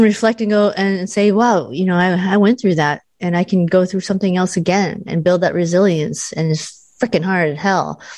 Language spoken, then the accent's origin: English; United States; I'm Asian American